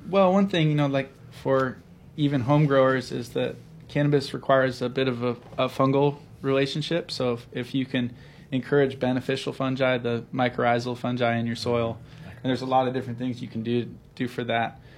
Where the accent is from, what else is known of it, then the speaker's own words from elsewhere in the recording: the Northwest, Pacific Northwest, United States; also born or lived in Seattle; I grew up in the Northwest and had a lot of Hawaii connections and relatives here